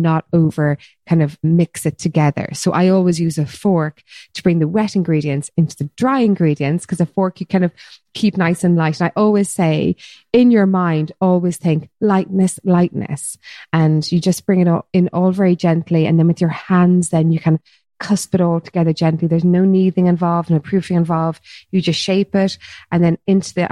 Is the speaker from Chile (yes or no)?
no; Cork, Munster, Ireland; also born or lived in New York, United States; growing up, in the country in Ireland in the 80s